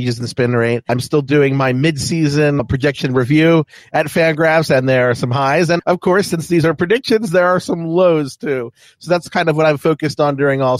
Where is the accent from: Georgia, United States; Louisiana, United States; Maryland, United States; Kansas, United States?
Maryland, United States; Baltimore; I'm from Baltimore